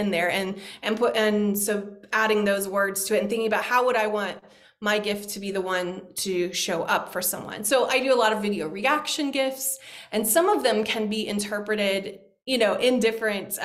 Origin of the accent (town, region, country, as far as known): United States